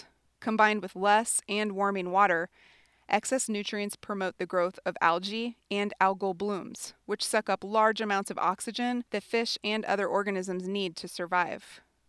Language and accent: English; Montana, United States; For me, a major part of growing up in Montana was growing up around Montana's rivers and streams, such as the Madison and Gallatin Rivers, where I learned how to fly fish and to appreciate what we have.